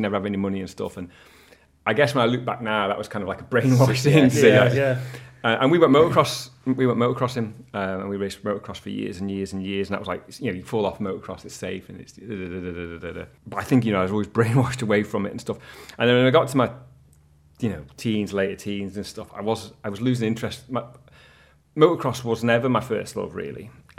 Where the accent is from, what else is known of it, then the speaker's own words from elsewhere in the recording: Sulby, Isle of Man; So I grew up in Sulby, and we'd always watch in and around Sulby as kids